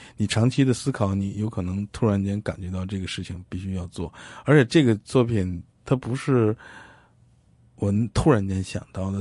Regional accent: China; 我们来自大，呃，大陆的人

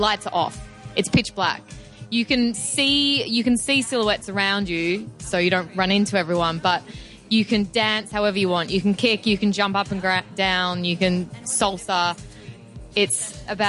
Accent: Melbourne, Victoria, Australia; also born or lived in Singapore; now in Hong Kong; I'm originally from Melbourne, but I moved here from Singapore about a year ago

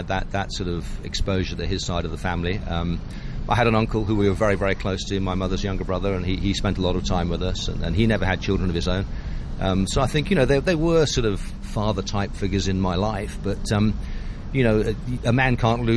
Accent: a village near Cambridge, East of England, United Kingdom; also born or lived in Croydon, London / Guernsey; after two or three years there, we moved back to the mainland, to a very small village just 10 miles outside Cambridge

